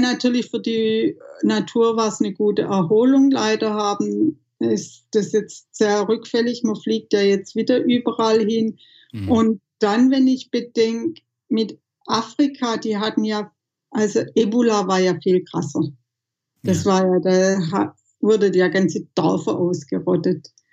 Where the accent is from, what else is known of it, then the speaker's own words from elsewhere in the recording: Southern Germany, Germany; für mich ist Heimat schon hier Süddeutschland, wo ich aufgewachsen bin, wo ich kulturell geprägt bin